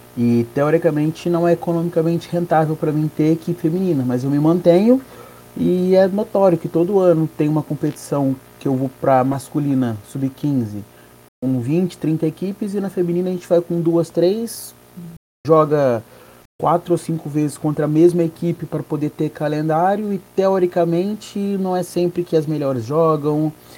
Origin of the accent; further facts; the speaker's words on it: Paraná, Brazil; eu que sou do Paraná